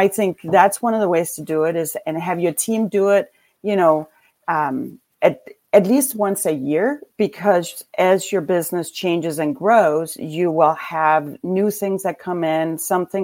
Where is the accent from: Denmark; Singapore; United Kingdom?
Denmark; moved away as an adult; now in Traverse City, United States; I grew up in Denmark